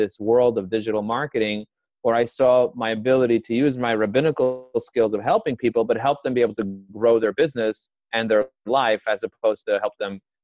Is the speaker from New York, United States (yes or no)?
yes; New York City, New York, United States; I was raised and grazed in Crooklyn, as they say. I was brought up in Borough